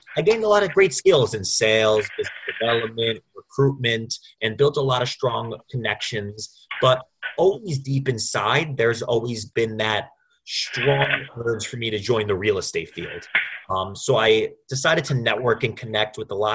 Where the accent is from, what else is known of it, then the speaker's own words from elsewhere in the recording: Roslyn, New York, United States; moved away as an adult; also born or lived in Bloomington, Indiana / Manhattan, New York; I'm born and raised in Roslyn, New York, which is on Long Island